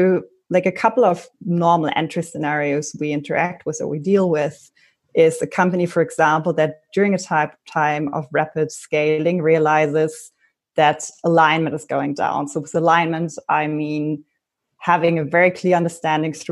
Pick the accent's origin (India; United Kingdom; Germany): Germany; Berlin; I'm originally from Berlin.